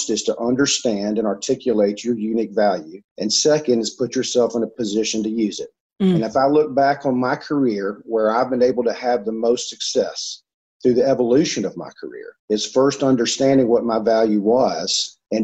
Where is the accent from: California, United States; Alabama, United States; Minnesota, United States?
Alabama, United States; Mobile; accent: Alabama; I had the chance to be part of this school, St. Paul's Day School down in Mobile, Alabama